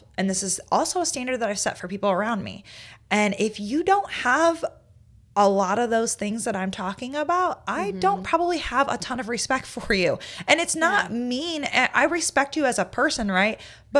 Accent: Indiana, United States; I came to South Carolina from Indiana, and Indiana, they are closed on Sundays.

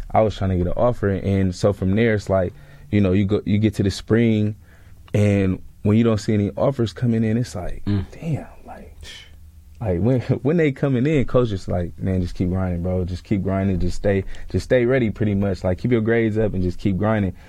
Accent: California, United States; moved away as an adult; also born or lived in Atlanta, Georgia; I'm coming from California

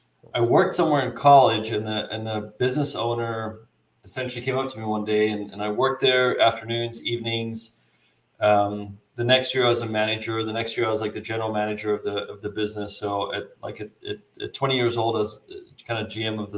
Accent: South Africa; now in United States; I was actually born and raised in South Africa

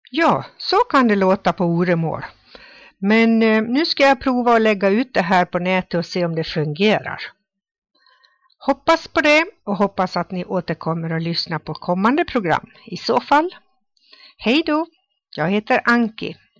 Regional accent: Ore, Dalarna County, Sweden; Själv kommer jag från Ore som ligger i Rättviks kommun.

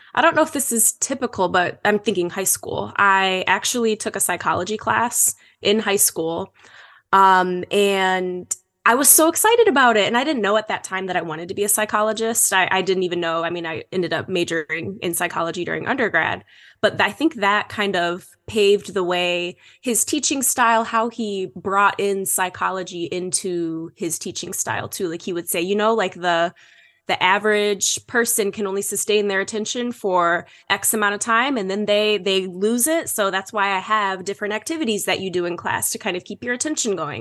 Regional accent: Holt, Michigan, United States; moved away; I grew up in Michigan. I'm from Holt, Michigan

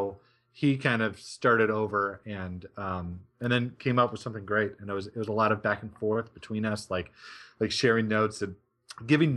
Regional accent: Reno, Nevada, United States; moved away; also born or lived in Arizona; I grew up in Reno and in the Tahoe Mountains

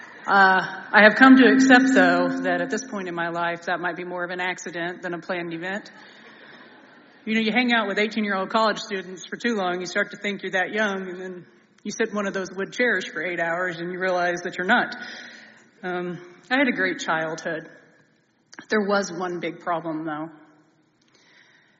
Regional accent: Bethany, Oklahoma, United States; I come from a small Oklahoma town called Bethany

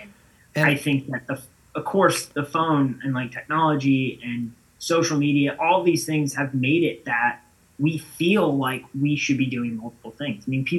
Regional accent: Florida, United States; Not originally. Florida.

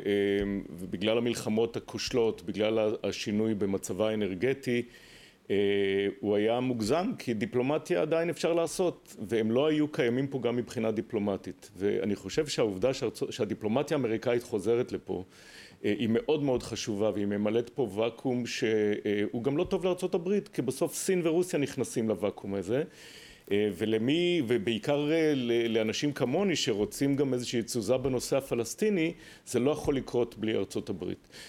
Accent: Israel; ואני כישראלי

